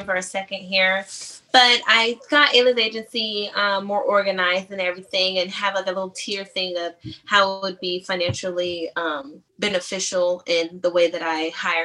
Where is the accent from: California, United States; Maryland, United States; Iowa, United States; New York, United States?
California, United States; San Diego; now in Atlanta, United States; I'm from San Diego, and then I live in Atlanta now, and I've moved here in like 2007